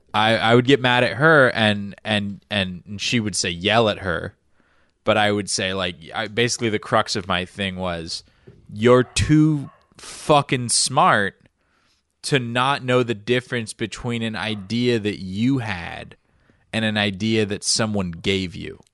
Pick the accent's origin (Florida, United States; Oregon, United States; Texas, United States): Florida, United States; I grew up in the South